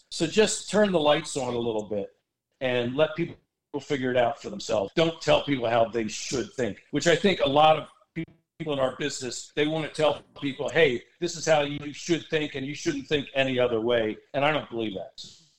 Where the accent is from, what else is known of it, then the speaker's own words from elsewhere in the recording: Washington, District of Columbia, United States; I grew up in Washington, D.C., reading Shirley Povich.